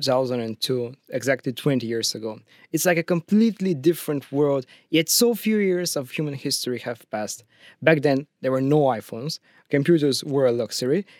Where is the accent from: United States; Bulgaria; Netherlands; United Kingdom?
Bulgaria; now in Russia; I'm not from Russia, I'm from Bulgaria